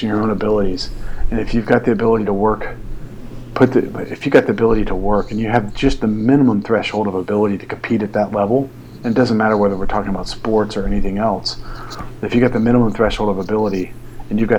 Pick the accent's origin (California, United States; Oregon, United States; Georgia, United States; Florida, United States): Georgia, United States; Atlanta; I'm from Atlanta